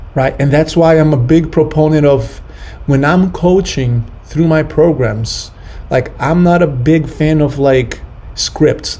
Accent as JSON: {"language": "English", "country": "Brazil", "moved": "yes", "said": "I'm from Brazil"}